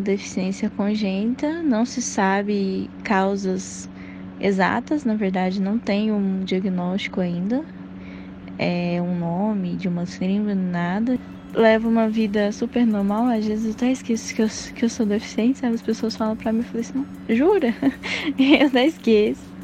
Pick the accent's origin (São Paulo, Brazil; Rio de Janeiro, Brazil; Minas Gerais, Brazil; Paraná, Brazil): Minas Gerais, Brazil; Passos; Eu nasci em Passos, fica no sudoeste de Minas Gerais, perto de Furnas